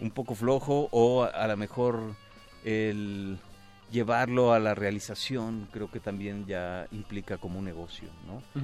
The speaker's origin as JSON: {"language": "Spanish", "country": "Mexico", "said": "como mexicanos"}